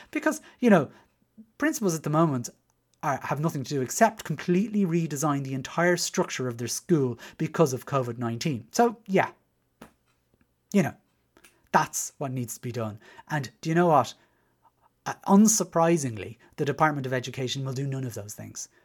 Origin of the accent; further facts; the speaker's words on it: Dublin, Leinster, Ireland; moved away as an adult; as you can probably tell from my accent, I was, uh, raised in Dublin Six